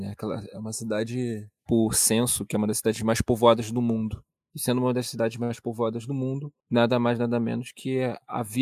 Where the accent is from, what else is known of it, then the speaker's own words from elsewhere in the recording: Brazil; eu acho que somos nós brasileiros que devemos pedir